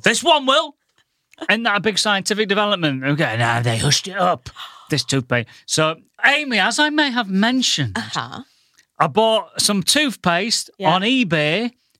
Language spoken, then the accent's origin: English; Goole, Yorkshire and the Humber, United Kingdom; now in London, United Kingdom; I come from the northern town of Goole.